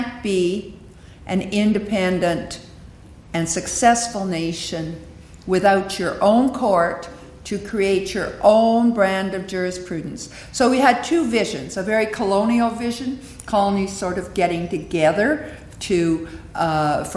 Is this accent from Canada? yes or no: yes; Canada; we are Canadian